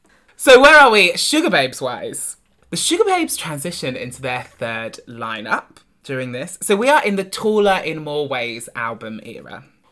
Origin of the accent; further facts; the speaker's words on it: England, United Kingdom; I am the English rose between two Scottish thistles.